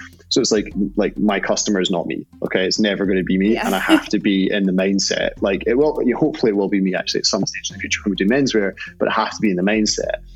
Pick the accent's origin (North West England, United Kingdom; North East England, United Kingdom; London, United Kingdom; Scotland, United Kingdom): Scotland, United Kingdom; I'm Scottish